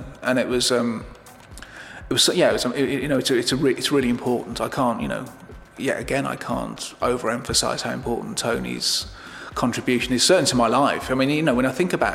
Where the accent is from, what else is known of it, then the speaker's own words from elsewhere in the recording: Birmingham, West Midlands, United Kingdom; I'm Irish, but I was brought up in Birmingham.